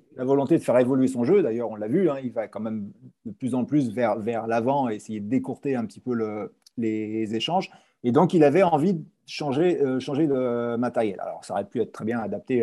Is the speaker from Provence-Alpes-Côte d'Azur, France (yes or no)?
no; Paris, Île-de-France, France